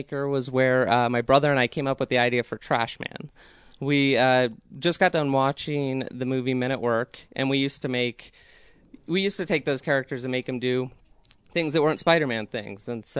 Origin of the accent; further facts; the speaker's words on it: Aurora, Colorado, United States; I grew up in Aurora, Colorado, and I've always had a fascination for nerdy things.